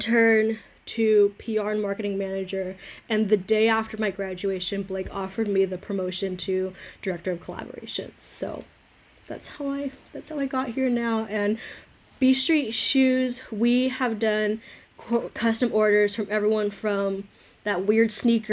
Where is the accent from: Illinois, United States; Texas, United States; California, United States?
California, United States; Fullerton; I'm from Fullerton, California, which is a whole whopping, 10, 15 minutes away from Chapman. So I'm an Orange County girl